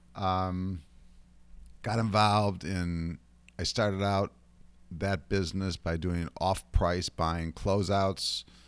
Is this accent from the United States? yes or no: yes; Ohio, United States; moved away as an adult; now in New York, United States; I grew up in Ohio